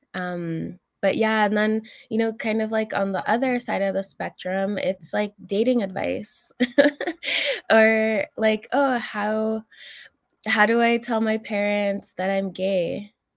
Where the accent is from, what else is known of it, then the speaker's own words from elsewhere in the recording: Alberta, Canada; moved away; also born or lived in Algonquin territory (Ottawa area); I'm originally from Alberta. My family comes from Fishing Lake Métis settlement.